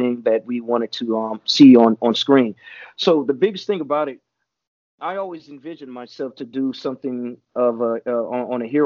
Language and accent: English; Chicago, Illinois, United States; also born or lived in Atlanta; now in Los Angeles, United States; I'm from Chicago. I was staying in Atlanta at the time. And then came here